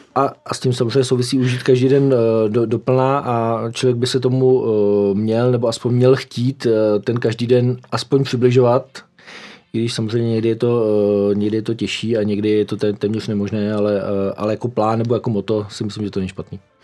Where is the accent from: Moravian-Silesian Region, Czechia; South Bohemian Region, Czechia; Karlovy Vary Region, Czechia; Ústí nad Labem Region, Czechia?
Karlovy Vary Region, Czechia; Ostrov; Narodil jsem se e, v Ostrově, což je na Karlovarsku, v roce 73.